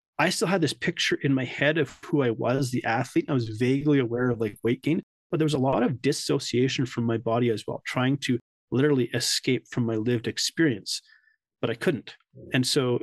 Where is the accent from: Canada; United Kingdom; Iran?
Canada; also born or lived in South Africa; I'm Canadian as well